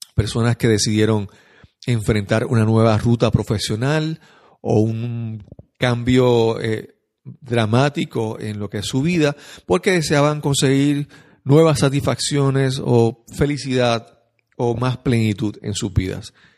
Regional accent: San Juan, Puerto Rico; soy de San Juan de Puerto Rico

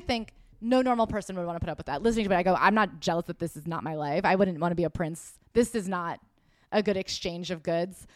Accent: United States; as an American

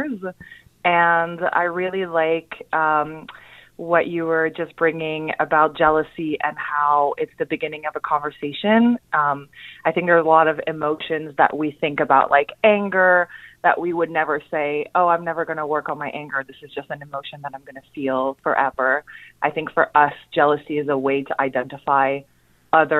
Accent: Montreal, Quebec, Canada; now in New York City, United States; I'm from Montreal originally. I moved to New York City

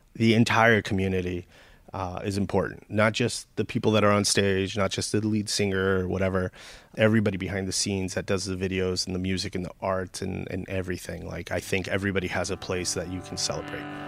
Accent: San Gabriel Valley, California, United States; now in Sylmar, United States; I grew up in San Gabriel Valley

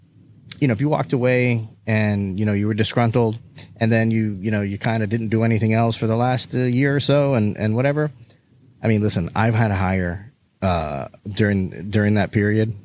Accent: South Florida, United States; we're from South Florida too

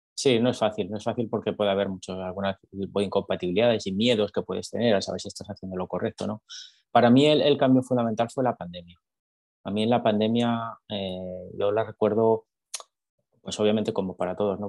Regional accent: Madrid, Community of Madrid, Spain; moved away as an adult; now in Texas, United States; yo soy de España, soy de Madrid

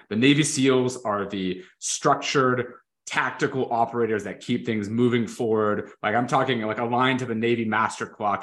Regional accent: Canada; I'm Canadian

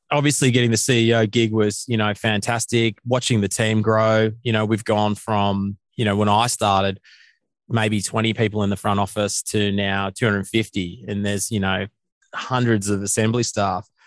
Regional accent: Australia; our country

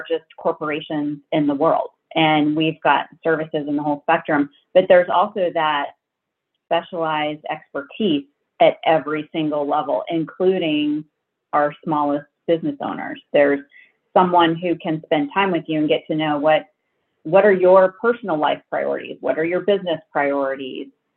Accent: Kansas, United States; moved away; I grew up in Kansas, so I went to Kansas State University

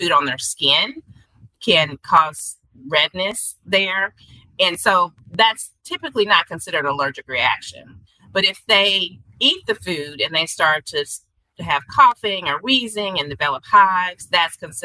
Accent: Arkansas, United States; now in Kansas City, United States; in Arkansas, from where I'm from, there's a lot of pine pollen

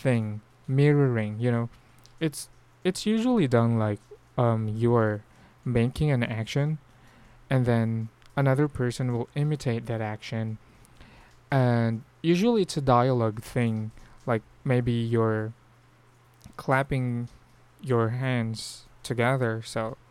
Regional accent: Philippines; accent: Filipino; we actually have a very strong Filipino accent

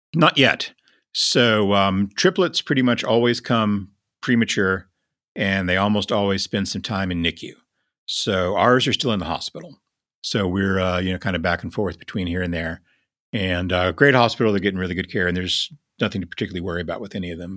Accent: Lubbock, Texas, United States; when I was young, growing up in Lubbock, we had two newspapers

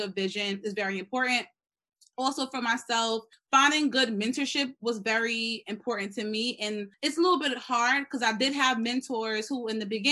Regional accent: New York City, New York, United States; I grew up in the Bronx, was raised by a mother who's pretty much a single mother

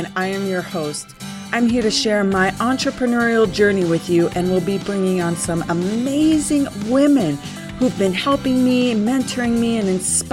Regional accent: Colorado, United States; so close to my heart because it went through my hometown

